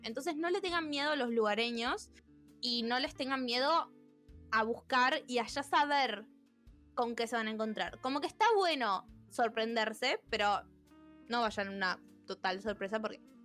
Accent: Argentina; siendo argentinos

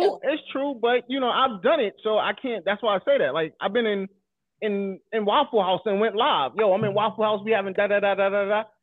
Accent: New York City, New York, United States; growing up in Coney Island myself

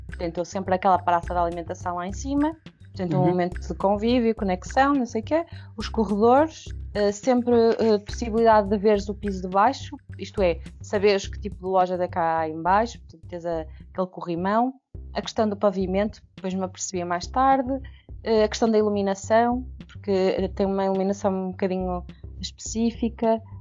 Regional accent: Peso da Régua, Norte, Portugal; eu, eu, eu, eu, não era do Porto, não é? Portanto, eu cresci na Régua

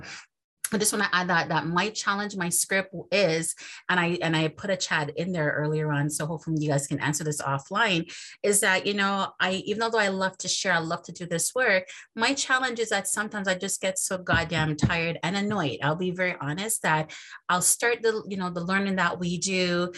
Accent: Canada; to see all these different white colleagues from different continents, and us being Canadians, and I'm also from the West Indies

